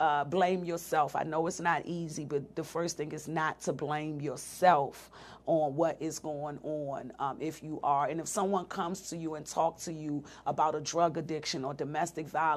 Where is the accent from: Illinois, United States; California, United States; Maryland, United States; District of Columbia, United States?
District of Columbia, United States; Washington; I was raised in Southeast DC